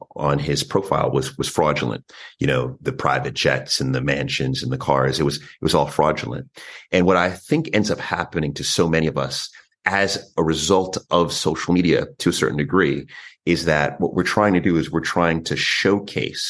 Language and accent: English; New York, United States; I was born in New York